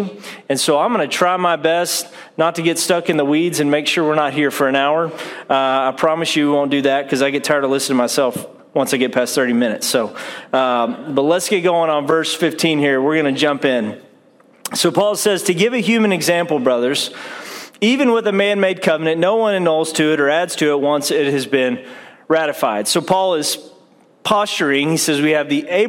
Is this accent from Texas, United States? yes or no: yes; Saginaw, Texas, United States; also born or lived in Haslet, Texas; I'm from Saginaw, Texas, is where I was born and raised up until about 94. Then we moved just north of there, kind of in Hassalett area. It's considered North Fort Worth.